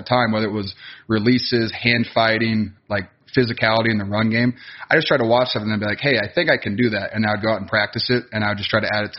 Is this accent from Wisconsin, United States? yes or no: yes; Wisconsin, United States; also born or lived in Iowa; growing up in Wisconsin